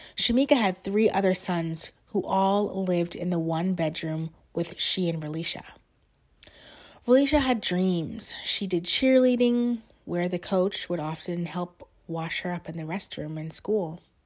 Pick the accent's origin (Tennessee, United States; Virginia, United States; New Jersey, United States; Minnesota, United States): New Jersey, United States; moved away as an adult; now in Washington, D.C., United States; originally I'm from New Jersey, but I live in D C now.